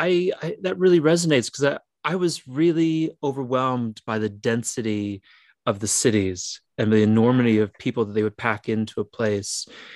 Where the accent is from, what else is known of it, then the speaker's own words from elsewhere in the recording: Illinois, United States; moved away as an adult; also born or lived in Korea / Michigan City, Indiana; for me in Korea, I was a slow walker. I'm from Illinois